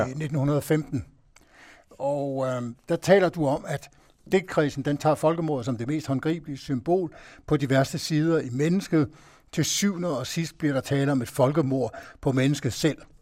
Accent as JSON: {"language": "Danish", "country": "Denmark", "said": "vi i Danmark"}